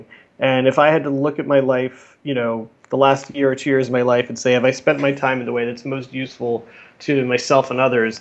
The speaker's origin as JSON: {"language": "English", "region": "South Florida", "country": "United States", "tie": "born or raised there", "also_born_or_lived": "New York", "moved": "as an adult", "said": "I grew up in South Florida"}